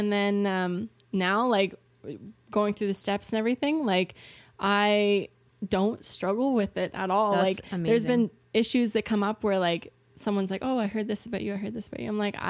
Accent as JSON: {"language": "English", "town": "Baxter's Corner", "region": "New Brunswick", "country": "Canada", "said": "I'm actually from Baxter's Corner."}